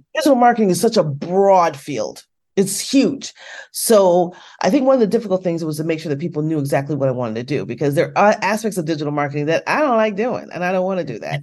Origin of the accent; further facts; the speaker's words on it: United States; here in the States